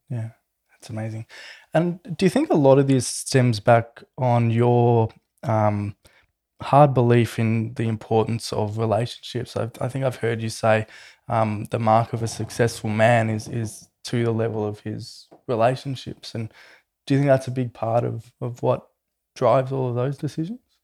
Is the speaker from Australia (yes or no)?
yes; Melbourne, Victoria, Australia; I grew up in Melbourne, um, watching Jim's trucks all around my neighbourhood